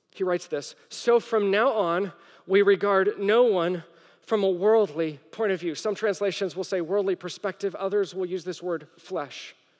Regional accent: the Bible Belt, United States; moved away as an adult; also born or lived in Rome, Italy; I grew up in the Bible Belt. And then I lived overseas. I lived in Rome, in the heart of Catholicism.

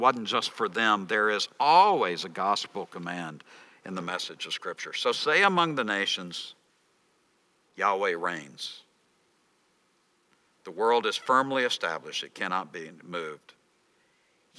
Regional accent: Texas, United States; I'm from Texas. In Texas, we wear our jeans too long

